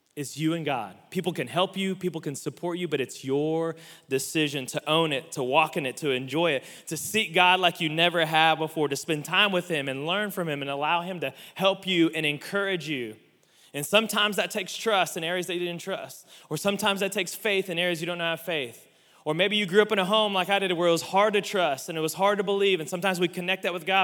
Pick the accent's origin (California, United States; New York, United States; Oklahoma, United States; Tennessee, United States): Oklahoma, United States; Oklahoma City; growing up in the South